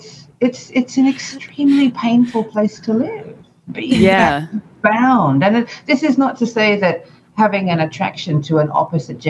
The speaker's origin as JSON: {"language": "English", "country": "Australia", "tie": "born or raised there", "said": "at school, growing up in Australia, we did have sex education"}